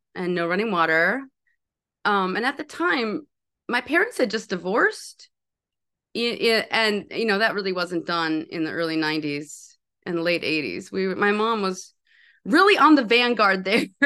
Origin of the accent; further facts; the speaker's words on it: Park Rapids, Minnesota, United States; also born or lived in New York; I'm from this town. It's called Park Rapids, Minnesota